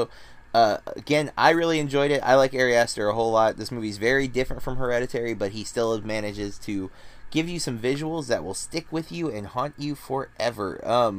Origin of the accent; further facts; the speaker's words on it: Florida, United States; my home state here in Florida.